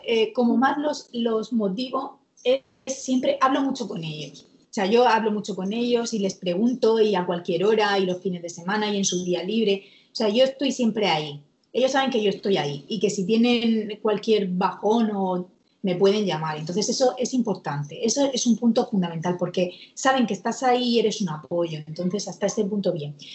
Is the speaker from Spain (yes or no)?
yes; Murcia, Region of Murcia, Spain; que está aquí en, Murcia, yo soy de Murcia